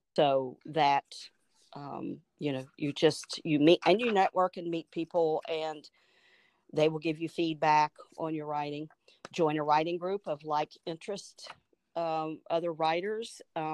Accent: United States; And, you know, we Americans, we don't really know anything about that.

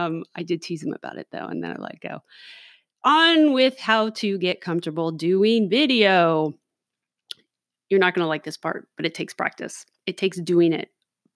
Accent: Los Angeles, California, United States; now in Oregon City, United States; maybe because I grew up in Los Angeles or who knows what, a little more cautious when I'm out in public

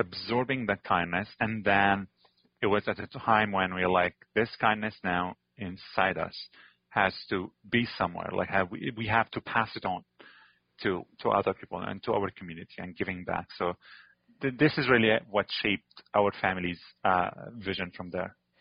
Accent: Damascus, Damascus Governorate, Syria; moved away as an adult; now in Antigonish, Canada; I was born in Damascus. It's a giant city.

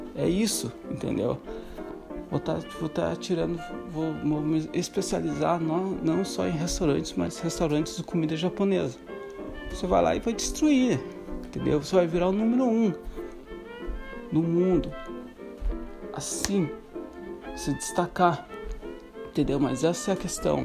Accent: Santa Catarina, Brazil; eu sou do Sul. Sou só, sou de Santa, sou de Santa Catarina

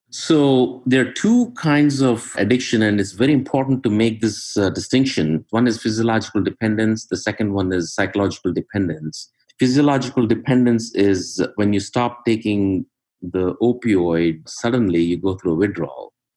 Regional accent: India; moved away as an adult; now in Cincinnati, United States; I'm originally from uh, India. Went to medical school there, came to US in uh, 1992

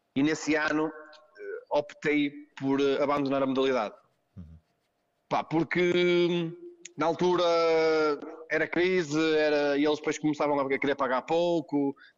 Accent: Gondomar, Porto District, Portugal; E havia aqui, na minha terra, em Ramalde, em Gondomar, no centro de Gondomar

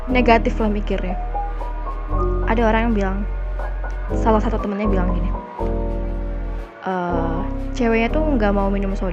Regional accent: Java, Indonesia; Terus kalau kita ngelewatin tetangga, otomatis kita harus menyapa dong sebagai orang Jawa yang baik.

